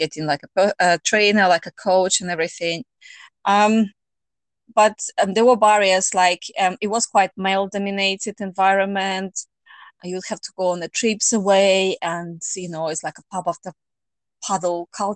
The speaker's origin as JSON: {"language": "English", "country": "Russia", "moved": "as an adult", "lives_now": "United Kingdom", "said": "I'm originally from Russia, but I have lived in UK for 19 years."}